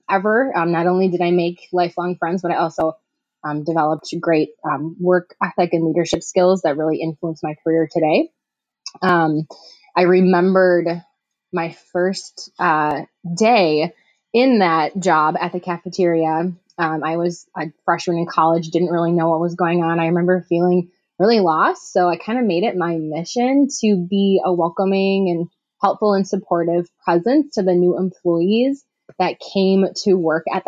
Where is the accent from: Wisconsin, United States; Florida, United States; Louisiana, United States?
Wisconsin, United States; Milwaukee; moved away as an adult; now in Madison, United States; I'm originally from the Milwaukee area in Wisconsin, and I live in Madison now